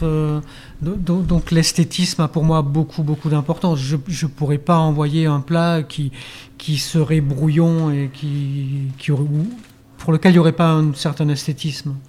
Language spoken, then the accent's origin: French; Auvergne-Rhône-Alpes, France; now in Hendaye, France; je viens d'Auvergne, par exemple on a du boudin qui est vraiment du boudin